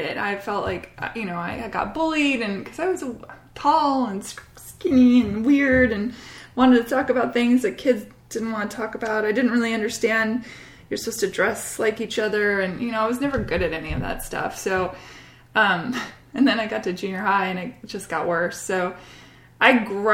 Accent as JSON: {"language": "English", "town": "Bellevue", "region": "Washington", "country": "United States", "tie": "born or raised there", "also_born_or_lived": "Cambridge, England", "said": "I grew up though in the Pacific Northwest."}